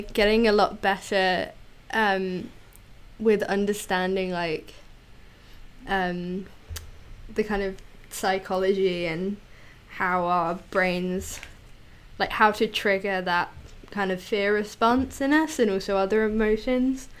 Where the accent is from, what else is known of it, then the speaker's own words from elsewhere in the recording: United Kingdom; as a British child